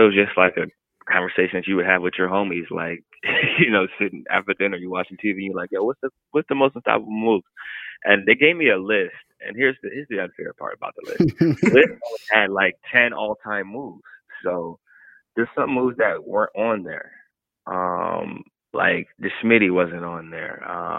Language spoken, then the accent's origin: English; Ohio, United States; like, I'm from Ohio, but what's the go-to?